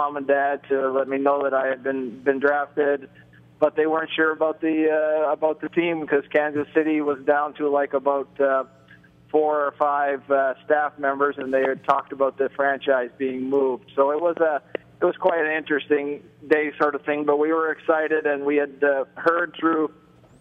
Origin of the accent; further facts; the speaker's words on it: Toronto, Ontario, Canada; growing up in Toronto